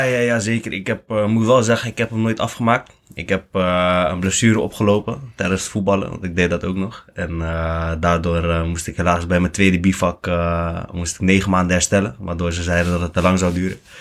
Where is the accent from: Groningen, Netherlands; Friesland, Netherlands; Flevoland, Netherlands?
Flevoland, Netherlands; Lelystad; now in Capelle aan den IJssel, Netherlands; ik kom eigenlijk gewoon uit Flevoland. Gewoon uh, Lelystad. Lekker rustige wijk. Koopwoning hadden